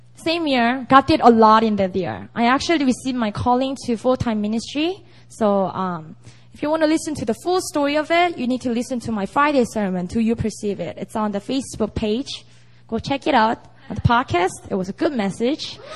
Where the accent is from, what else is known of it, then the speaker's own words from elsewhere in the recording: Busan, South Korea; now in Seoul, South Korea; I actually have a lot of non-believing friends and family members in Busan, which is my hometown